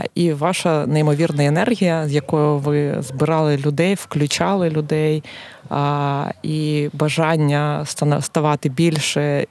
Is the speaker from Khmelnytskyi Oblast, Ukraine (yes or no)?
no; Kharkiv, Kharkiv Oblast, Ukraine; moved away as an adult; now in Lviv, Ukraine; Я з Харкова, як і ти.